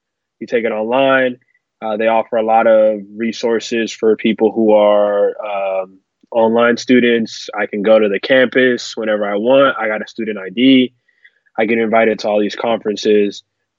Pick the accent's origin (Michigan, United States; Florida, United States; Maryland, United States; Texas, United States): Maryland, United States; Silver Spring; I'm from Silver Spring, Maryland, 20 minutes outside of Washington, D.C.